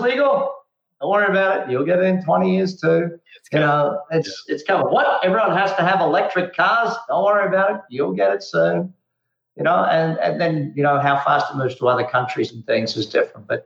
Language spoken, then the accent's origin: English; Australia; moved away as an adult; also born or lived in Darwin, Australia / Adelaide, Australia; now in United States; growing up in Australia